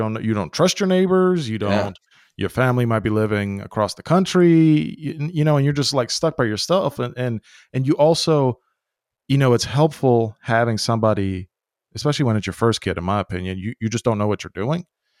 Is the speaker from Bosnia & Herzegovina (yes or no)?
yes; Bosnia & Herzegovina; born there; When I was born in Yugoslavia, what is now Bosnia, my mom, if she needed a break, she, like, on the same street, she had like 15 grandmas